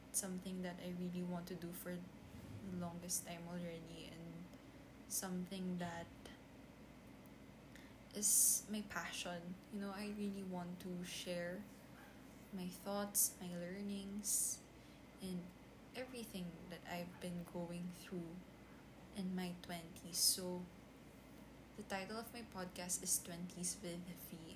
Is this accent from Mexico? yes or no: no; Philippines; I'm actually a Filipino. I'm a Filipina. I live in the Philippines and um, I'm 21 years old